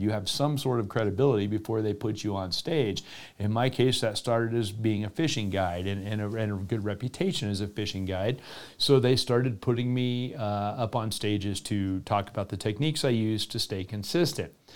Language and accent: English; Florida, United States; my home state down in the southeast in Florida